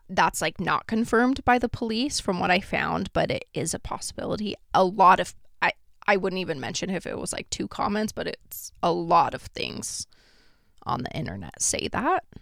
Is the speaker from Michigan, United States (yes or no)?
no; Idaho Falls / Victor, United States; a case that happened near my hometown and kind of in my hometown as well. It's a case that goes between Idaho Falls and Victor, Idaho